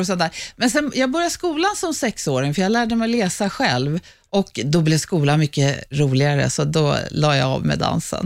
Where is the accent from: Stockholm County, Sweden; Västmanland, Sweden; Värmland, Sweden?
Stockholm County, Sweden; Stockholm; accent: Söder dialect; jag är uppvuxen, jag är född på Södersjukhuset här bakom där vi står nu. Jag är uppvuxen på Söder och söder om Söder